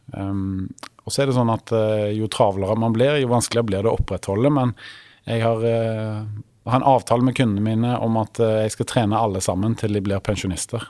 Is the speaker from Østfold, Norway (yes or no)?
no; Stavanger, Rogaland, Norway; moved away as an adult; now in Oslo, Norway; jeg kom opprinnelig fra Stavanger, som er jo da Vestlandets perle